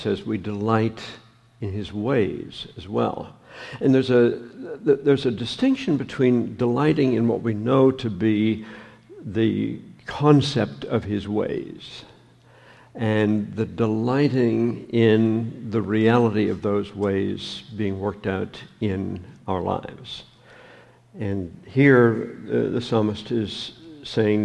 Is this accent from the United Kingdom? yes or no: no; Canada; moved away; I'm a Canadian